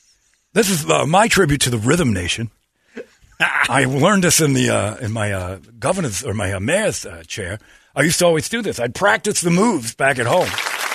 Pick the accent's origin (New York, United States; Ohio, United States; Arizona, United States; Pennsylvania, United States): Arizona, United States; Tucson; I'm from Tucson.